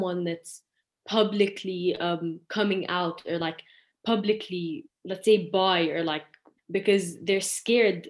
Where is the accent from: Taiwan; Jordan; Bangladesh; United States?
Jordan; I'm 17 years old and I'm from Jordan.